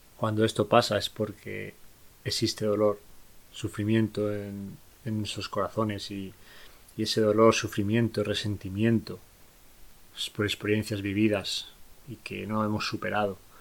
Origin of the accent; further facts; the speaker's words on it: Spain; en mi país, en España